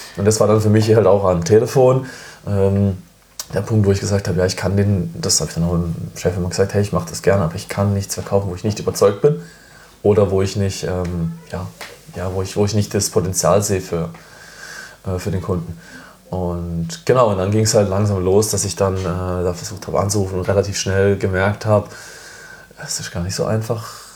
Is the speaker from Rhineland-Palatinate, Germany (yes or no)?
no; Freiburg, Baden-Württemberg, Germany; ich komme ja aus Freiburg, ähm, bin geboren in Freiburg